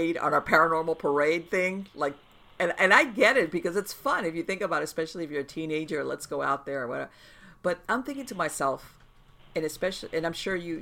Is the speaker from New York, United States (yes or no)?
no; Miami, Florida, United States; I was born and raised in Miami